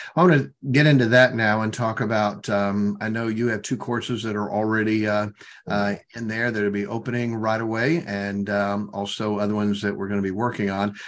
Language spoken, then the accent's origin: English; southwestern Michigan, United States; at an independent Baptist church in southwestern Michigan